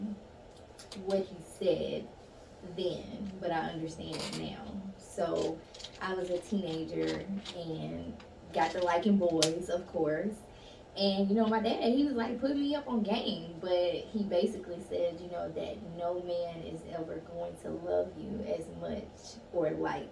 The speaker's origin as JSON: {"language": "English", "town": "Chattanooga", "region": "Tennessee", "country": "United States", "said": "I'm originally from Chattanooga, Tennessee"}